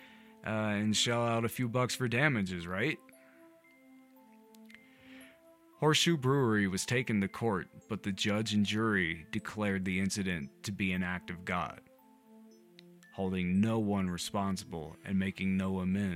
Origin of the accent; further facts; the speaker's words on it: the South, United States; I grew up in the South, where you don't put syrup on anything